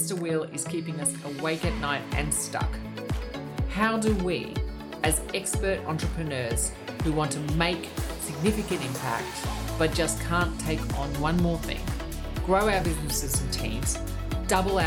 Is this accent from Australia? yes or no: yes; Australia; being Australian, no one should really be able to say my name